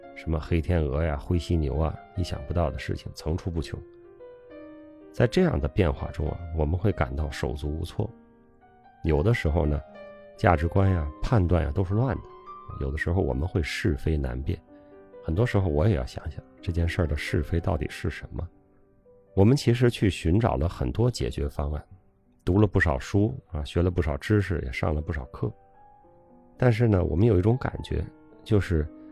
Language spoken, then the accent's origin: Chinese; China; 我们中国人